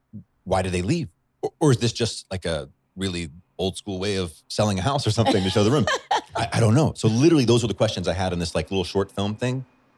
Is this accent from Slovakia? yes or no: no; Chad; If I can be patient and say, well, I grew up in Chad. I speak Arabic.